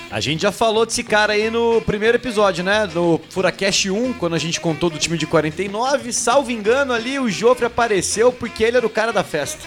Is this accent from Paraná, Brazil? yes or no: yes; Curitiba, Paraná, Brazil; Sou nascido e criado aqui em Curitiba e brinco, inclusive, que eu não tenho sotaque.